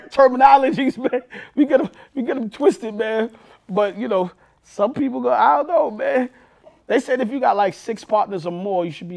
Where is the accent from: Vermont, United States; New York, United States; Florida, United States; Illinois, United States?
New York, United States; New York City; born or raised there